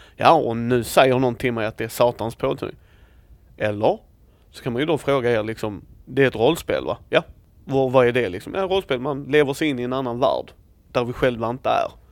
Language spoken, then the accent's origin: Swedish; Sweden; also born or lived in Helsingborg, Sweden; jag växte ju upp i en småby själv Eh, jag är född i Helsingborg men så när vi var sju år så flyttade vi ut